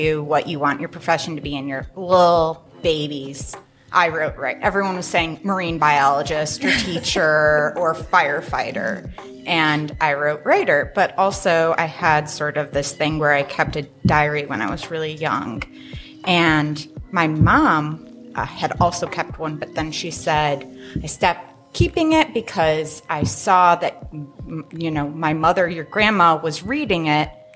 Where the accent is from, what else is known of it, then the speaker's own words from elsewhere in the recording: Midwest, United States; now in Spokane, United States; I'm from the Midwest.